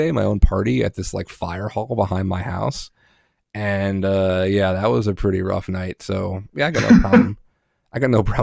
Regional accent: Northeast, United States; also born or lived in New Jersey / Pennsylvania / New York; I grew up in the Northeast, Jersey, Pennsylvania, New York

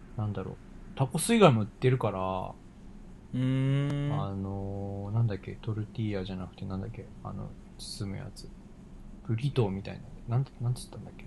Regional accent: Japan; moved away as an adult; now in United States; 俺は日本生まれ日本育ちだからかもしんないけど

